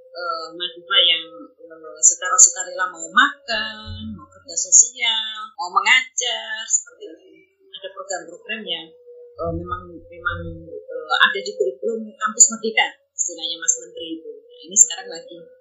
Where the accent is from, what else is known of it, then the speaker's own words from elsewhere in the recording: Sulawesi, Indonesia; saya dari Sulawesi